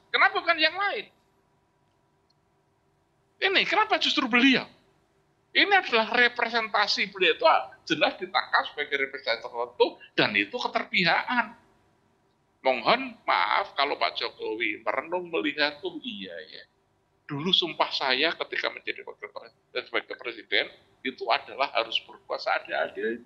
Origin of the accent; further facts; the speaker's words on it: Java, Indonesia; Jadi eh, sebagai orang Jawa, seorang presiden itu dia itu kan eh, apa role model, gitu loh.